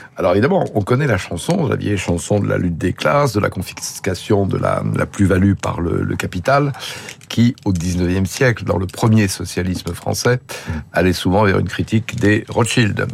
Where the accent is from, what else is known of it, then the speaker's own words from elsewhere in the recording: Lyon, Auvergne-Rhône-Alpes, France; je suis lyonnais, qui est une ville euh, de forte implantation arménienne